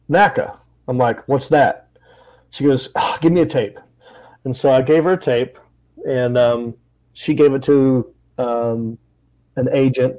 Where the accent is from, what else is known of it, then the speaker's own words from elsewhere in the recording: Hickory, North Carolina, United States; the part that I'm from is kind of small. Mountain View